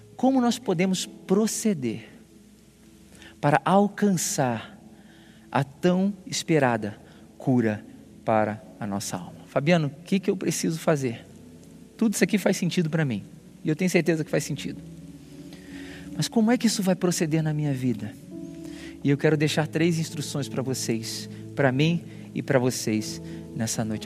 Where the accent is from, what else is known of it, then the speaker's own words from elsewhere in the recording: Rio de Janeiro, Brazil; now in São Paulo, Brazil; eu não sou de São Paulo, eu sou do Rio